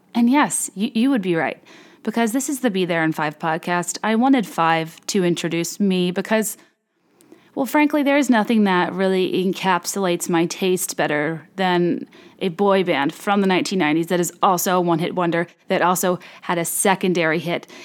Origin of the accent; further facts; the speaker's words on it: Virginia, United States; I'm from Virginia